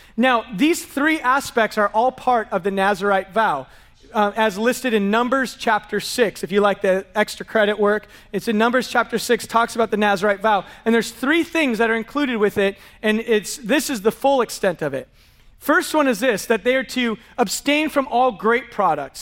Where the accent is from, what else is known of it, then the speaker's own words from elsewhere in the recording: San Diego, California, United States; we're from San Diego